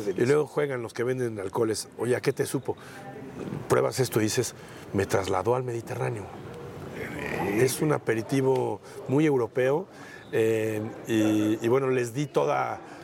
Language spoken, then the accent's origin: Spanish; Cholula, Puebla, Mexico; a Cholula, de donde soy